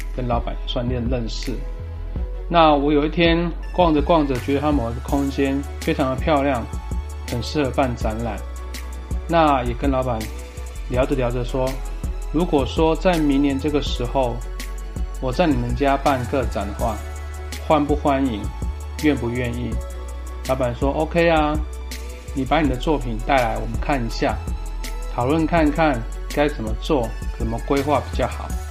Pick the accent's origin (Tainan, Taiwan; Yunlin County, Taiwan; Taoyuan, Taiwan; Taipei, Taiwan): Taoyuan, Taiwan; 我本身是桃园人